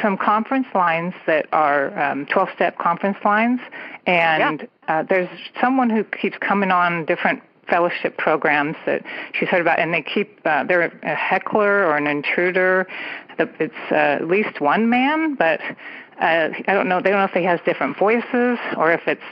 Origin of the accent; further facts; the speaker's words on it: San Francisco Bay Area, California, United States; I am from the San Francisco Bay Area